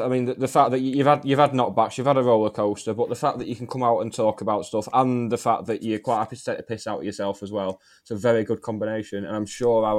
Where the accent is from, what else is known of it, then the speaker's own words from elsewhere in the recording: Shaw Heath, North West England, United Kingdom; I grew up in Shoreath